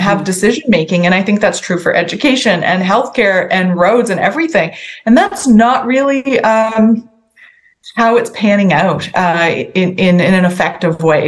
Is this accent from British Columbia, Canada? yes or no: no; Sackville, New Brunswick, Canada; I grew up in Sackville, and that's kind of in the middle of my riding.